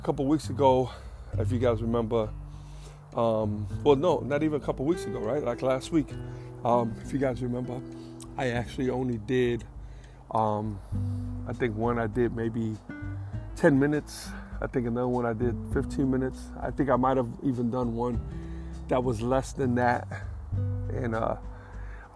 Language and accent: English; New York, United States; moved away as an adult; also born or lived in Bronx; I'm a New Yorker. I'll be in New York my whole life.